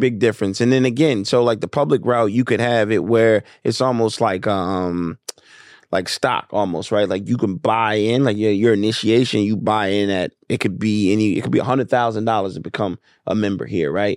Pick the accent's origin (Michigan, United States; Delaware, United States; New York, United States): Delaware, United States; Wilmington; moved away as an adult; also born or lived in Atlanta, Georgia; I grew up in Wilmington, Delaware